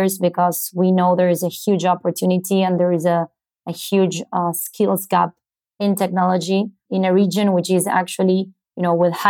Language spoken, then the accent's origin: English; Buenos Aires, Argentina; I was born in Buenos Aires, Argentina